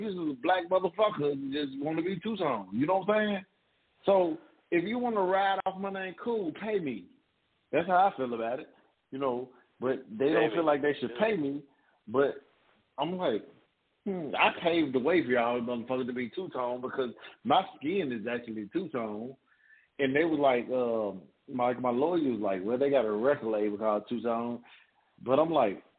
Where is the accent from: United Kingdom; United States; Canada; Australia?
United States; Memphis, Tennessee; I'm from South Memphis.